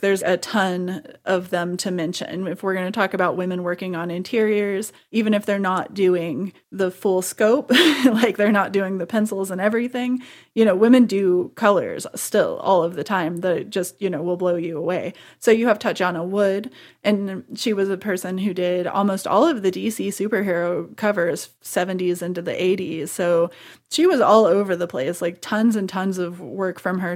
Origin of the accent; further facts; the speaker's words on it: Missouri, United States; I was in Missouri